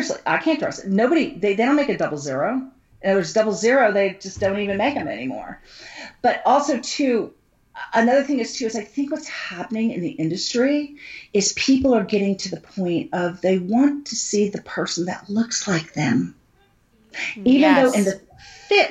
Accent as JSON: {"language": "English", "country": "United States", "said": "I'm an American"}